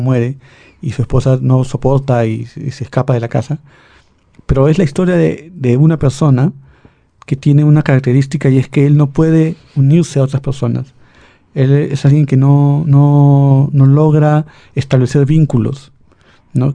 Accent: Lima, Peru; Yo como limeño

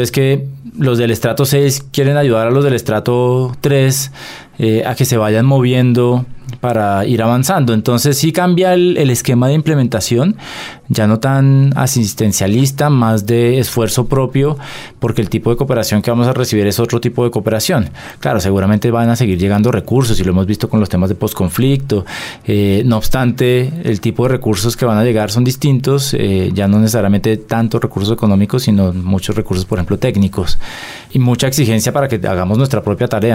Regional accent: Colombia

